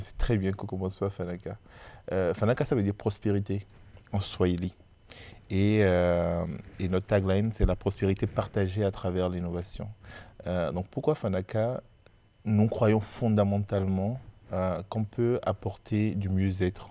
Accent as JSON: {"language": "French", "country": "Benin", "tie": "born or raised there", "moved": "as an adult", "lives_now": "France", "said": "je suis béninois et, euh, et d'ailleurs, je dis souvent que je connais plus l'Afrique de l'Ouest que je ne connais l'île de France. Euh, parce que finalement, euh, j'ai, je suis né, j'ai étudié, euh, j'ai travaillé au Bénin avant de venir en France."}